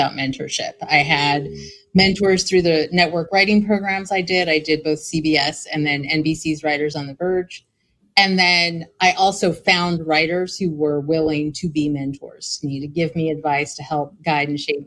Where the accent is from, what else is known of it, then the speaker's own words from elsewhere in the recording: Ridgecrest, California, United States; moved away as an adult; also born or lived in Kingsville, Texas / Los Angeles; now in Long Beach, United States; I was raised in Ridgecrest, California.